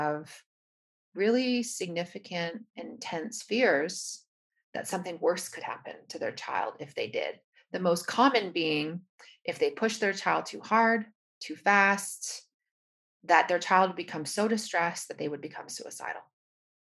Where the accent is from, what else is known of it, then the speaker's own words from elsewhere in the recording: Canada; now in United States; I'm from Canada, but now based out of the United States.